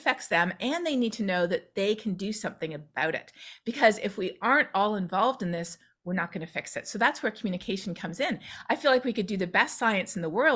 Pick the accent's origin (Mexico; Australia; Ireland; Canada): Canada; now in Texas, United States; I'm Canadian